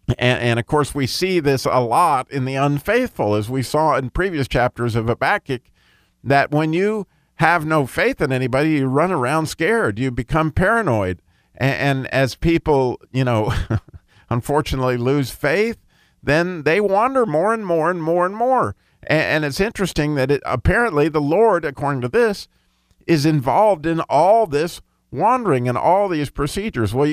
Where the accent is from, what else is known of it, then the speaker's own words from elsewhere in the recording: Pocatello, Idaho, United States; born there; also born or lived in Colorado / California / Chicago / Grand Blanc, Michigan; I was born in Pocatello, Idaho, lived in Colorado, three or four places in California, I lived in Chicago, lived in Grand Blanc, Michigan. I lived in Savannah, Georgia.